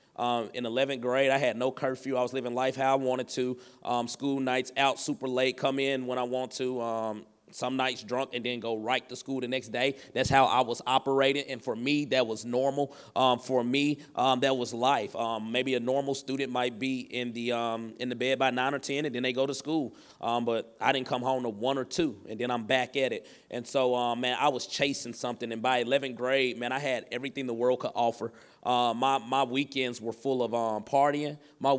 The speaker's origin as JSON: {"language": "English", "region": "the South", "country": "United States", "tie": "born or raised there", "said": "And so I think like the area I grew up in is in the South. And so we're in the Bible Belt."}